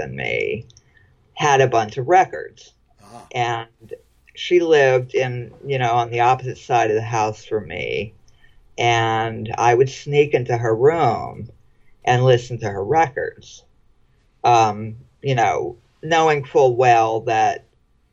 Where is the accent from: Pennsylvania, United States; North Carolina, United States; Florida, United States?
Florida, United States; I grew up mostly in Florida